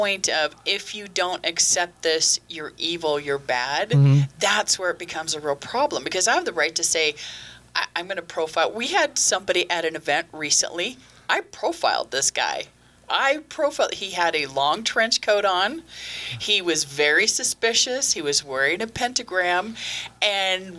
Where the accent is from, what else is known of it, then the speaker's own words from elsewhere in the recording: Los Angeles, California, United States; I grew up in Los Angeles